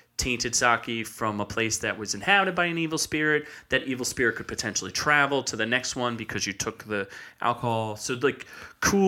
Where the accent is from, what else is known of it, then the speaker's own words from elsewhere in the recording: United States; as an American viewer